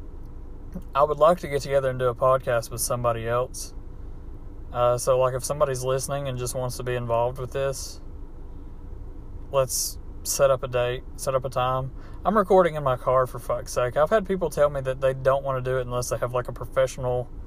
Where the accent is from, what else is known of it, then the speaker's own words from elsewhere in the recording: United States; accent: hillbilly; my hillbilly accent